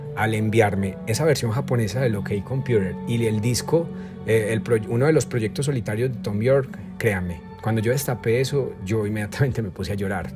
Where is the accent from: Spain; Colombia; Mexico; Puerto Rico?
Colombia; also born or lived in Armenia, Quindío; yo soy colombiano, pues vivo en Colombia. Recuerden que estoy en Armenia, Quindío, Colombia.